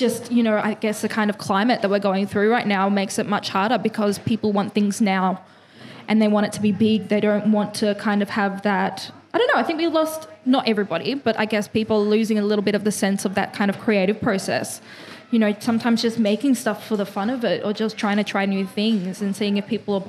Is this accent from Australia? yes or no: yes; Dandenong, Victoria, Australia; accent: Aussie; I'm a bit with the Aussie accent, but that's just because I come from Dandy